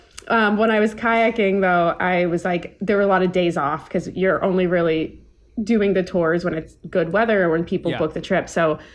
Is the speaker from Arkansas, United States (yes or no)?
no; Maryland, United States; I'm from Maryland, actually. My dad is Iranian, my mom's Italian. She's from Massachusetts. So went to the University of Maryland, College Park